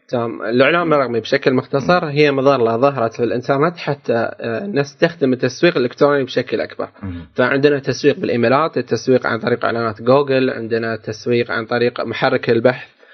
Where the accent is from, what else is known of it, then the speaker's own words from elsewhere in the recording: Qatar; عندنا في قطر